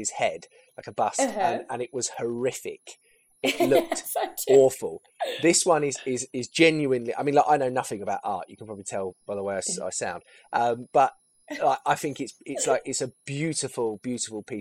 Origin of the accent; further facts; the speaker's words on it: Milton Keynes, South East England, United Kingdom; I'm originally from Bletchley in Milton Keynes, which would be considered, no disrespect to Bletchley now, because again, I'm born and bred there